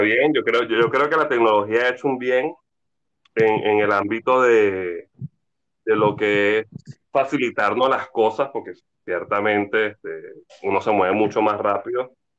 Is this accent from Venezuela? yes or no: yes; Venezuela